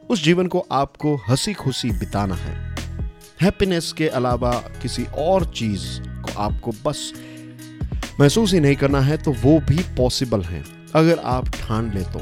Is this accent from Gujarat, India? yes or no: yes; Gujarat, India; basically मैं गुजरात से हूँ और गुजराती में एक बहुत ही फेमस कहावत है